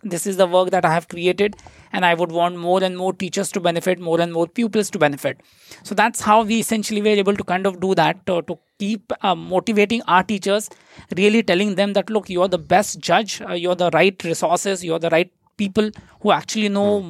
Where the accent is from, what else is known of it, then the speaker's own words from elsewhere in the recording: Nagpur, Maharashtra, India; moved away as an adult; now in Singapore; the place where I come from, it's called as the city of Nagpur.